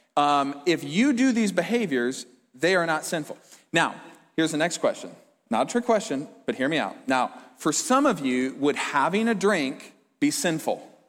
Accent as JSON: {"language": "English", "town": "Fort Dodge", "region": "Iowa", "country": "United States", "tie": "born or raised there", "said": "I grew up in Fort Dodge, if you didn't already know that, it's in Iowa."}